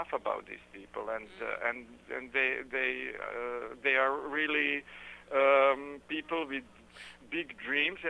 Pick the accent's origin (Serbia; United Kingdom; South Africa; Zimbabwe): Serbia; Belgrade; it's more than 1 million migrants and refugees who passed through my hometown.